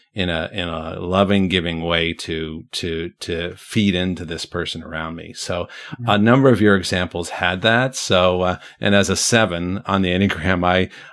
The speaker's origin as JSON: {"language": "English", "town": "Brantford", "region": "Ontario", "country": "Canada", "tie": "born or raised there", "moved": "yes", "said": "My hometown is there"}